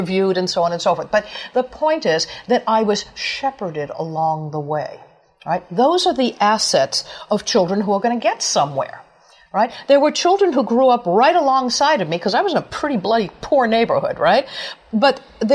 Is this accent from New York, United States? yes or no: yes; New York, United States; I grew up poor in New York